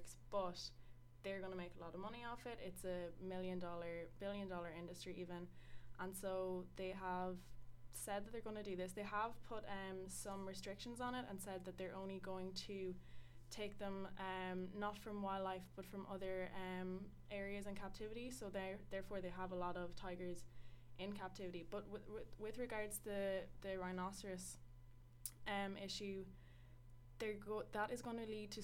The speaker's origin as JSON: {"language": "English", "town": "Sligo", "region": "Connacht", "country": "Ireland", "said": "I'm from Sligo"}